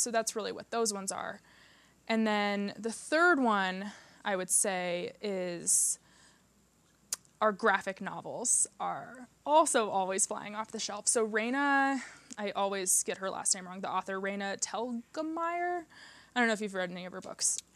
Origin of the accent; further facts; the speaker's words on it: Iowa, United States; moved away as an adult; also born or lived in St. Louis, Missouri; now in Aspen, United States; I'm from the Midwest. I'm from Iowa. I grew up in Iowa